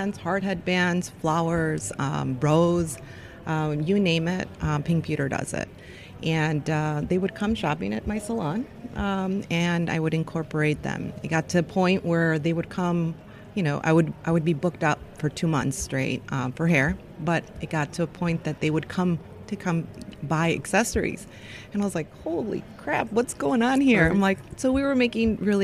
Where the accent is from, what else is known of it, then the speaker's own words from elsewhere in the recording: Chicago, Illinois, United States; I'm from Chicago.